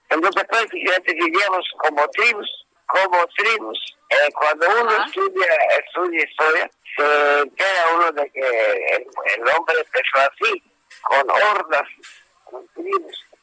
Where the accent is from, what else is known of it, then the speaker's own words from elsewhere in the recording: Yucatán, Mexico; Entonces yo, yo soy yucateco